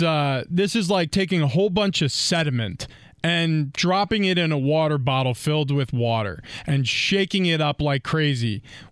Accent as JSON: {"language": "English", "region": "New York", "country": "United States", "tie": "born or raised there", "said": "And then, when I played for New England, I felt it. I grew up in New York."}